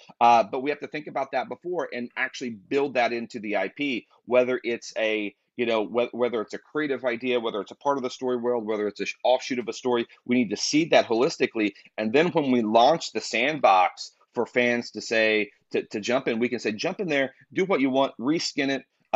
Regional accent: Kentucky, United States; I'm from Kentucky. So I'm from the country

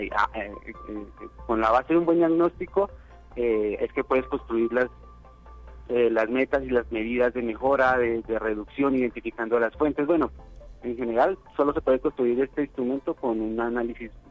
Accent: Colombia; moved away as an adult; now in San Luis Potosí, Mexico; yo soy colombiano y mi universidad en Colombia me envió a hacer un intercambio

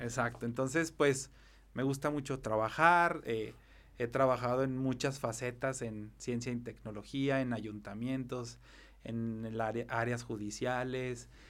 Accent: Zacatecas, Mexico; me puedo describir como un ciudadano muy, como muy arraigado, muy apasionado de su ciudad. Soy, soy un enamorado de Zacatecas, del estado y más de la capital

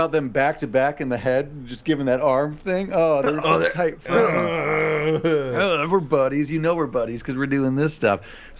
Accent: Iowa, United States; We're from Iowa.

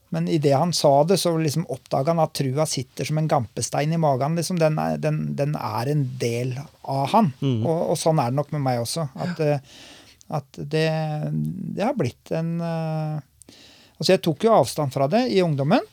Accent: Lunde, Norway; also born or lived in Oslo; jeg var bare en liten guttunge når vi flytta til Lunde

